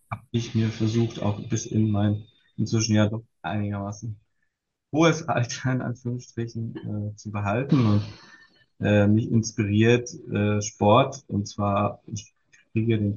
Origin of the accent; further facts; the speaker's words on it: East Germany, Germany; Ich bin, äh, ich bin tatsächlich in der DDR groß geworden und war in dem Fördersystem